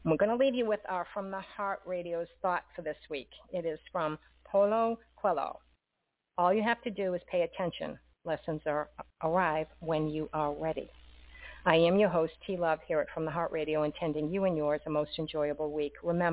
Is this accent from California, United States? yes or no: no; Boston, Massachusetts, United States; I'm from Boston